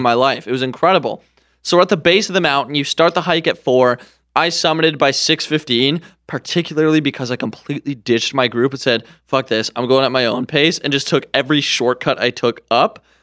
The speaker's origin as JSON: {"language": "English", "country": "Canada", "said": "as a Canadian"}